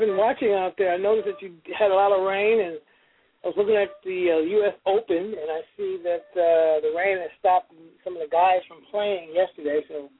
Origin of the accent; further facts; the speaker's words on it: Oakland, California, United States; I am so happy that the group from my hometown, Oakland, California, the San Francisco Bay Area, Popeyes, they made it to the top final four.